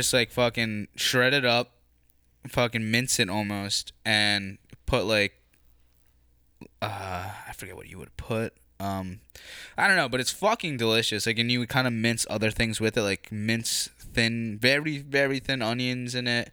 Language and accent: English; United States; I was born here